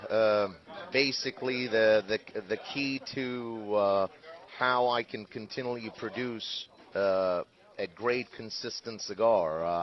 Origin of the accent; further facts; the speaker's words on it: United States; as an American, I uh, and as we know as business people, there's always two things in the in the business world.